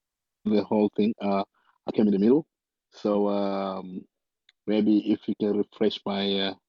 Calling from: Sydney, New South Wales, Australia; I'm joining you guys from Australia, Sydney.

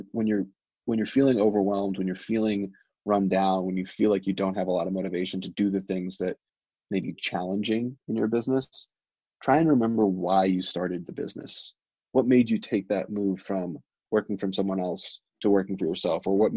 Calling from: Albuquerque, New Mexico, United States; right now I'm calling in from Albuquerque. I'm in Albuquerque for the entire month, right?

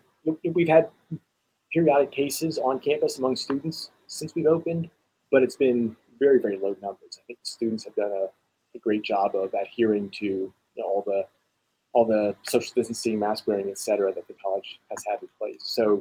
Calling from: Davidson, North Carolina, United States; I'm calling from Davidson College in Davidson, North Carolina. We're about 25 miles north of Charlotte.

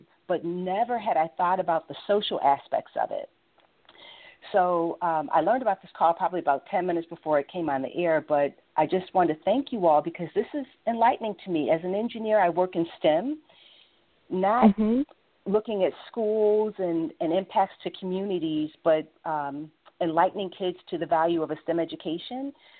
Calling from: Washington, District of Columbia, United States; calling. I'm calling from Washington, D.C.

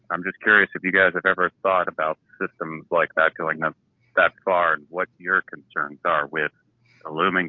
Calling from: Nebraska, United States; Hey, it is … from the great state of Nebraska.

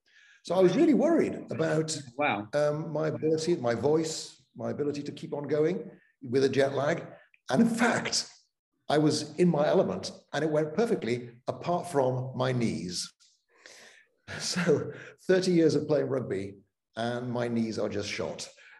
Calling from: Stark, Florida, United States; I'm phoning in from a town called Stark, which is in northern Florida, halfway between Jacksonville and Gainesville.

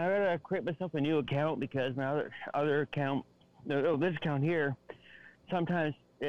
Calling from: Prince George, British Columbia, Canada; I'm calling from Prince George, British Columbia, Canada.

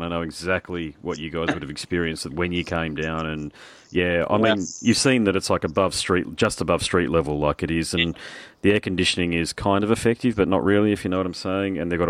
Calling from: Gold Coast, Queensland, Australia; Just south of Brisbane, northern Gold Coast, in the cane fields.

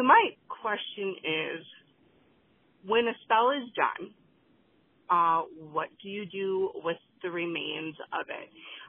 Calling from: Wisconsin, United States; I'm calling from Wisconsin.

